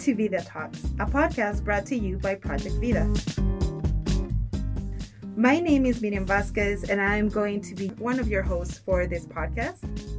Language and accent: English; Ciudad Juárez, Chihuahua, Mexico; moved away as an adult; now in El Paso, United States; I was born in Ciudad Juarez. I was born and raised, was there until high school, moved to El Paso to go to college, and then stayed here. I've been here for quite some time now, not to date myself, but I've been here for quite some time in El Paso.